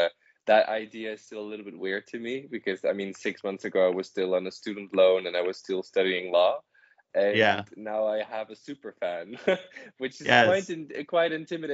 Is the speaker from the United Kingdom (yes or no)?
no; Netherlands; of course I'm from the Netherlands